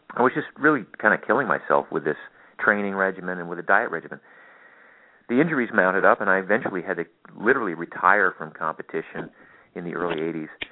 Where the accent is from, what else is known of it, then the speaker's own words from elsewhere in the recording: Maine, United States; I grew up in Maine, of all places